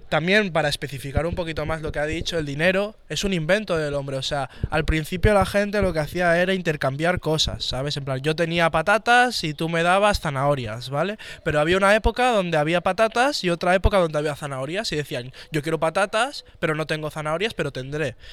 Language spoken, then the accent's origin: Spanish; Barcelona, Catalonia, Spain; yo soy de aquí